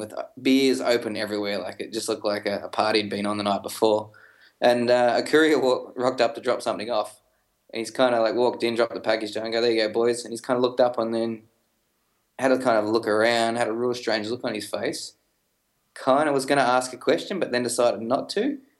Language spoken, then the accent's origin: English; Melbourne, Victoria, Australia; we're two guys from Melbourne